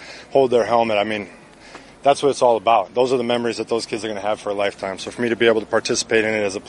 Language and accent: English; Wisconsin, United States; Growing up here, I know how special it is to get to interact with a player from the Green Bay Packers as a kid growing up in Wisconsin.